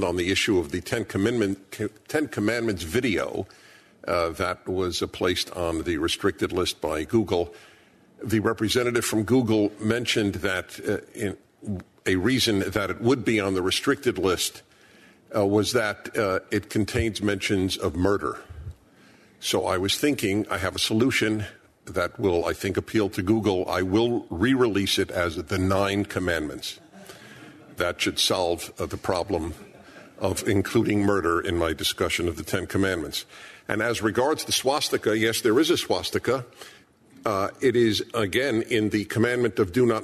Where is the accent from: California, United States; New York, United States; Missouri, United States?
New York, United States; New York City; I was born in Brooklyn, New York